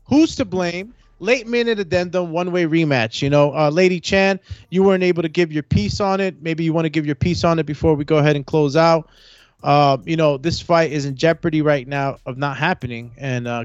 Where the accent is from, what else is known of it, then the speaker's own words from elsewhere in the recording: Honduras; I'm from Honduras, Central America